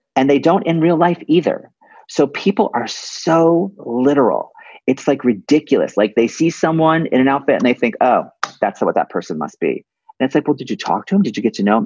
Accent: West Hartford, Connecticut, United States; born or raised there

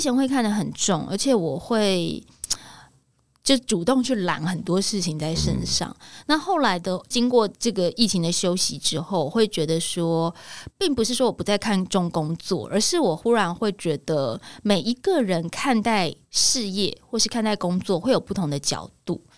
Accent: Taiwan; 台湾人如果碰到同样的事情，我们有没有办法有这个战斗民族的的性格出现？

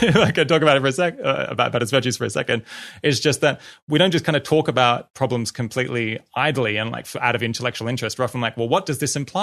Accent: Australia; I grew up in Australia

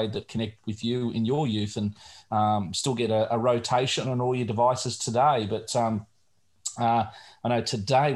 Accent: Australia; as an Australian growing up here

